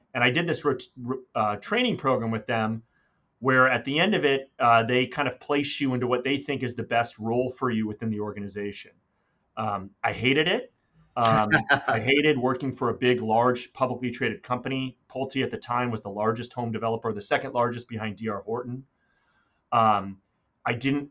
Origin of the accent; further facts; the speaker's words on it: Irvine, California, United States; also born or lived in Newport Beach, California; I grew up in Irvine, California